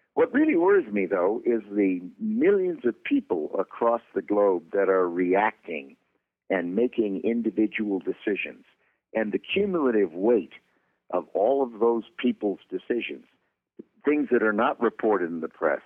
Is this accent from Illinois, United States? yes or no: yes; Chicago, Illinois, United States; I'm from Chicago